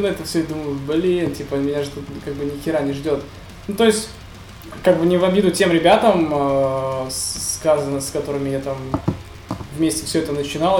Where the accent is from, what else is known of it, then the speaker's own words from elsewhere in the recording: Nefteyugansk, Khanty-Mansi Autonomous Okrug, Russia; Я из нефтяной столицы Сибири